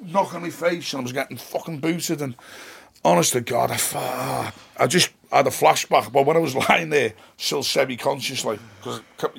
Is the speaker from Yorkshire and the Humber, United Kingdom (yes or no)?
no; Moreton, North West England, United Kingdom; growing up on the Sandbrook was great